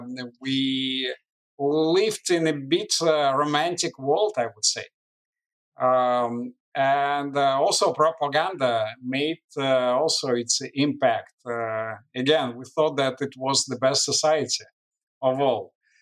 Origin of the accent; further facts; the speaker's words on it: Moscow, Russia; English is a second language; Well, believe it or not, we didn't know any other life. We didn't travel at that time. So although the life was not easy in the former Soviet Union